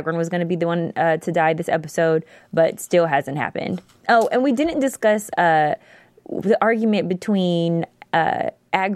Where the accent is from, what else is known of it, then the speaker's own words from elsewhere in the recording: San Diego, California, United States; my hometown